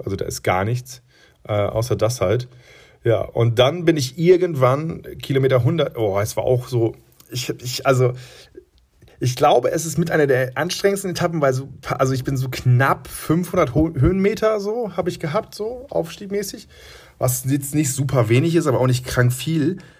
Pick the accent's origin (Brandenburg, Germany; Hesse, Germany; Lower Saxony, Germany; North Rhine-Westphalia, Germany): Lower Saxony, Germany; Friesland; now in Munich, Germany; ich komme aus Friesland